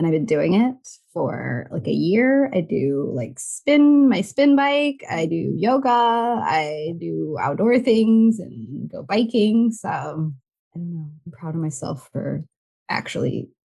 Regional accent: Michigan, United States; also born or lived in Chicago; I grew up in Michigan, but I moved to Chicago

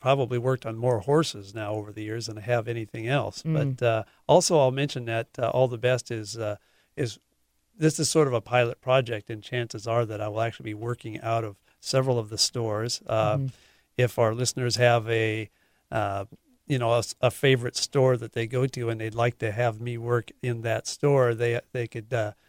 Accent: Poulsbo, Washington, United States; Oh, well, it's Norwegian. Norwegian. I grew up in Paulsbo.

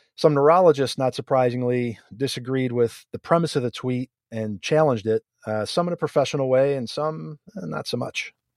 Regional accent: near Buffalo, New York, United States; I grew up near Buffalo

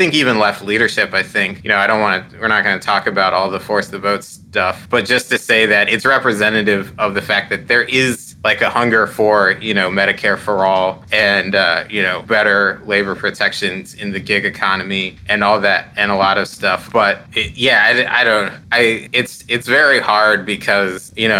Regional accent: Columbus, Ohio, United States; I grew up in Columbus, Ohio, which was pretty like a nothing, like very sleepy Republican town

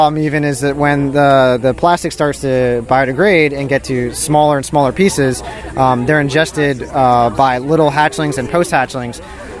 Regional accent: Rhode Island, United States; I'm from Rhode Island.

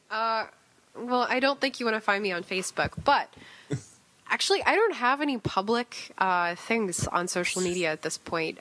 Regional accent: Texas, United States; I'm from Texas

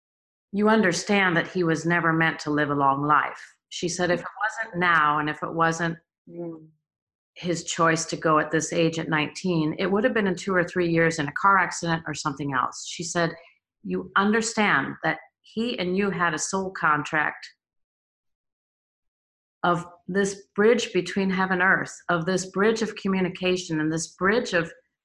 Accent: Los Angeles, California, United States; moved away as an adult; also born or lived in Germany; I grew up in Los Angeles

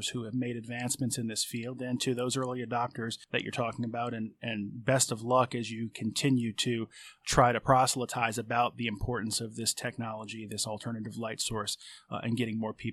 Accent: Michigan, United States; also born or lived in New Jersey; now in Virginia, United States; I was born up north, have lived in Virginia for more than half my life at this point, but I grew up both in New Jersey and in Michigan, and especially in Michigan.

